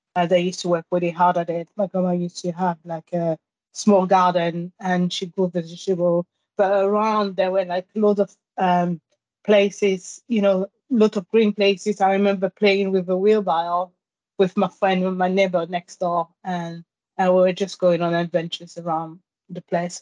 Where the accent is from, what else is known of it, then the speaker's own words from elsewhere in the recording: Guadeloupe; English is a second language; also born or lived in Pointe-à-Pitre, Guadeloupe / Paris, France / Germany; now in London, United Kingdom; I grew up in a small island called Marie Galante, and I lived there with my grandparents.